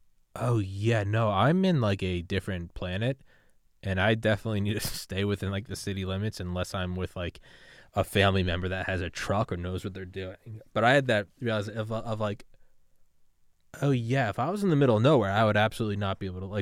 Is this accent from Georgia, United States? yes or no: yes; Georgia, United States; moved away; also born or lived in New England; I'm from New England, but dude, I lived in Georgia for most of my life.